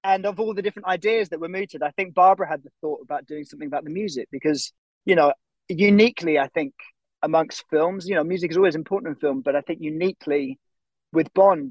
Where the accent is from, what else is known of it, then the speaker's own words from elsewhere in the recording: England, United Kingdom; from growing up in England